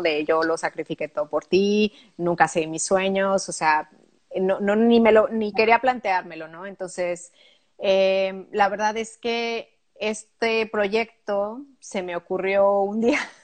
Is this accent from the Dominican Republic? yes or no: no; Pachuca, Hidalgo, Mexico; moved away as an adult; also born or lived in Mexico City / Barcelona / London / Italy; now in Luxembourg; se llama Pachuca. Está a 90 kilómetros al norte de la Ciudad de México